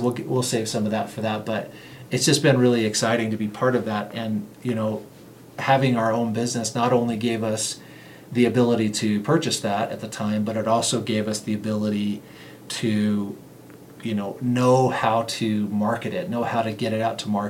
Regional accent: Las Vegas, Nevada, United States; And growing up in Las Vegas, that was not the case there.

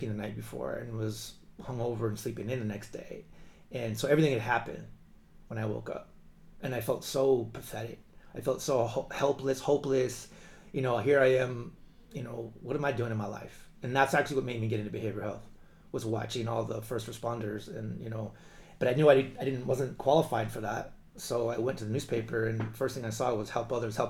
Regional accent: Tucson, Arizona, United States; I'm from Tucson

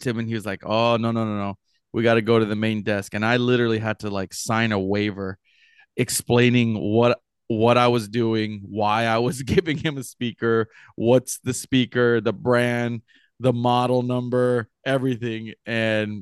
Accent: Los Angeles, California, United States; I'm from LA.

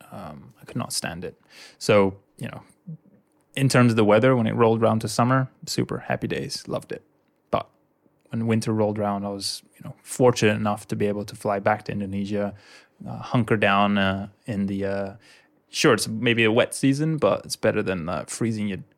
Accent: United Kingdom; you know I'm British

